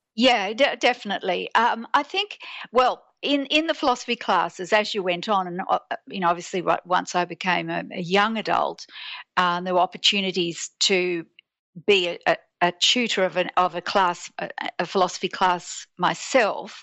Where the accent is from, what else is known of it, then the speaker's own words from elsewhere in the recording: Sydney, New South Wales, Australia; I'm born and bred in Sydney